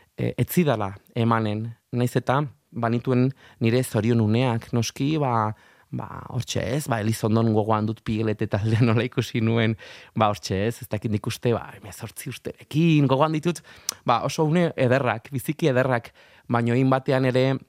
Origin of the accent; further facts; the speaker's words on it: Arraioz, Navarre, Spain; now in Madrid, Spain; haurtzaroak herriran arama arraio zera eta bertako algara horretara